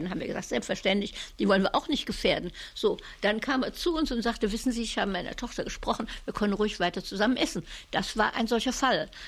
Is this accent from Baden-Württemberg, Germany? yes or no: no; Cologne, North Rhine-Westphalia, Germany; Adenauer war ja Kölner, ich war ja Kölnerin.